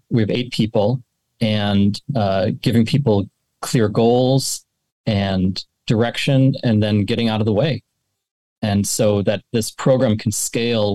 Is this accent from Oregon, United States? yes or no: no; St. Paul, Minnesota, United States; I grew up in St. Paul, Minnesota